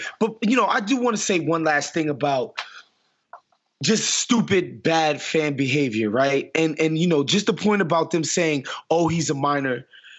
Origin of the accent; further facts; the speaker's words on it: New York City, New York, United States; Like, I'm from New York City.